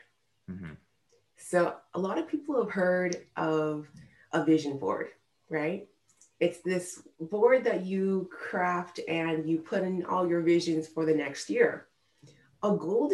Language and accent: English; United States; My parents moved here from Nigeria when they were in their 20s, and then they had me and my two sisters here in America